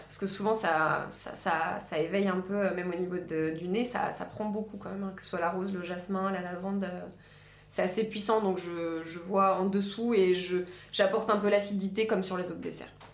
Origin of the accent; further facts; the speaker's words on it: Normandy, France; je suis, je suis normande